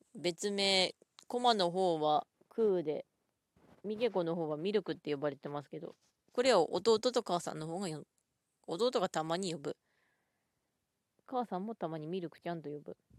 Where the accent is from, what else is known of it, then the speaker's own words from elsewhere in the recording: Ishikawa, Japan; 地元は石川県